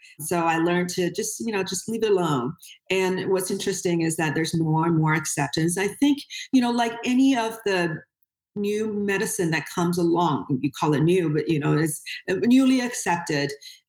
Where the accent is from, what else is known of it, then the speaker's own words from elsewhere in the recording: Beijing, China; So he's still living on the university campus. So that's still my hometown. Yeah. It's Tsinghua University is, you know, it's a science and technology university.